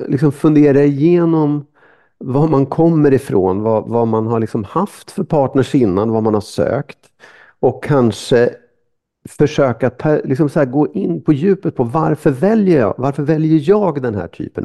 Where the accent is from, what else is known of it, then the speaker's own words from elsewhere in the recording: Sweden; man är lite kufig som lång svensk